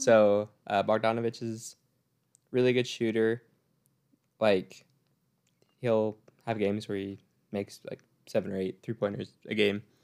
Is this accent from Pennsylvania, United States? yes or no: no; Utah, United States; we're from Utah. We love our home team.